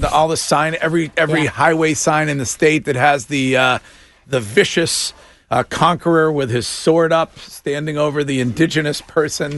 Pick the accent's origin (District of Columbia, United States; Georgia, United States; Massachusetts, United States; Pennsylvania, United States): Massachusetts, United States; Stow; my hometown police department